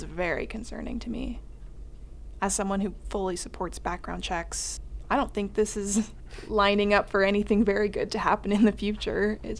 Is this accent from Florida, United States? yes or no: no; Montana, United States; I was born and raised in Montana.